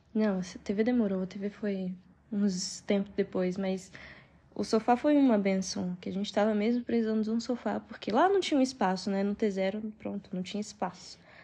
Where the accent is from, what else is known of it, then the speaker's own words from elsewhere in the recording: São Paulo, Brazil; moved away as an adult; now in Queluz, Portugal; A gente é de São Paulo